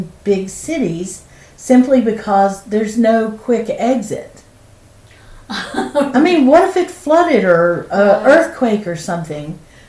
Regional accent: Western North Carolina, United States; I'm a Rube from Western North Carolina.

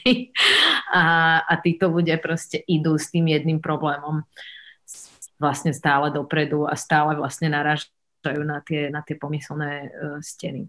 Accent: Bratislava, Bratislava Region, Slovakia; aj keď som zo Slovenska, ale tým, že som vyrastala a žila na západe a v Bratislave

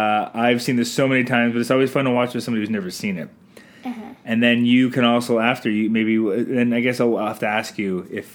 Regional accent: Canada

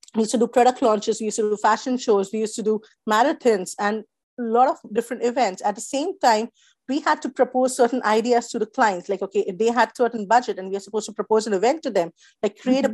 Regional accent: India; moved away as an adult; also born or lived in Mumbai, India / New Zealand; the background that we come from India

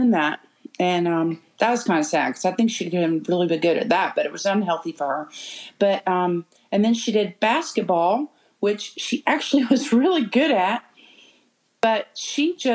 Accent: Charleston, South Carolina, United States; moved away as an adult; now in Spartanburg, United States; I grew up in Charleston

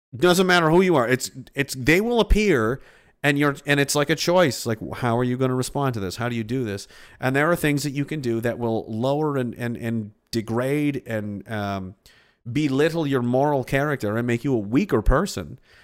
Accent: Pictou, Nova Scotia, Canada; I'm from Pictou. Horrible place. Horrible place to grow up.

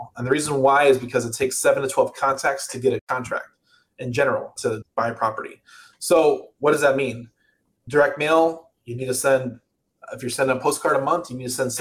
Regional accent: outside Chicago, Illinois, United States; also born or lived in Atlanta, Georgia; now in California, United States; I live in California. I grew up outside Chicago. I lived in Atlanta for 6 years, and I've been in California for two

